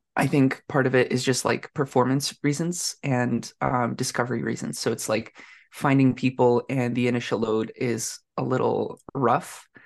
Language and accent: English; Canada; I'm a Canadian tech person living in Ottawa